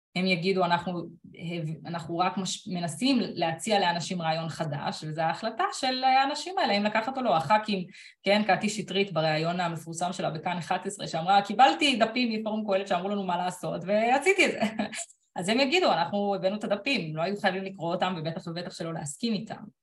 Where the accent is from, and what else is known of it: Israel